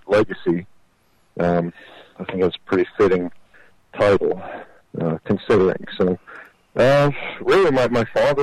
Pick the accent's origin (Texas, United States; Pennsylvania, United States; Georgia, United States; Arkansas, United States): Pennsylvania, United States; Pittsburgh; also born or lived in Los Angeles; I'm a guy from Pittsburgh, Pennsylvania, grew up loving music